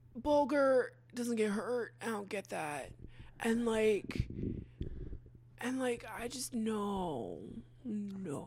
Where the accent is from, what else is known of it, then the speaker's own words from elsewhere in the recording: Hatfield, Pennsylvania, United States; my hometown.